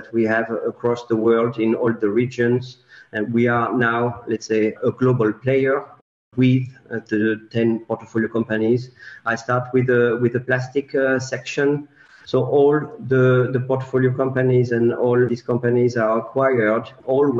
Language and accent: English; France; I'm 40 years old, born and raised in France